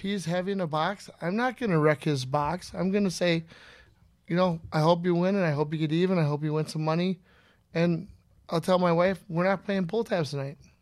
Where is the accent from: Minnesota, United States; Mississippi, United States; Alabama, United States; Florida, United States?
Minnesota, United States; Inver Grove Heights; also born or lived in Breezy Point, Minnesota; I'm from Member Grove Heights, Minnesota, originally